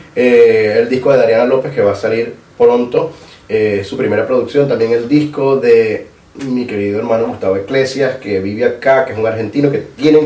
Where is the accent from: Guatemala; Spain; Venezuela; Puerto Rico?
Venezuela; Bolívar; moved away; soy venezolano